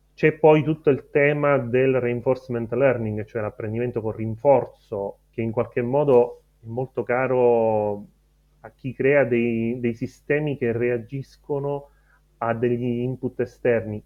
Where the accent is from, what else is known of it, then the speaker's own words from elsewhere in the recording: Erice, Sicily, Italy; moved away as an adult; also born or lived in Rome; sono nato a Erice quasi 37 anni fa e ho studiato fisica teorica a Roma